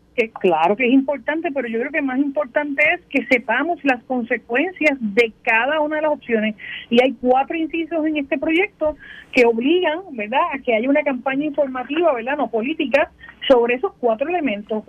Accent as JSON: {"language": "Spanish", "country": "Puerto Rico"}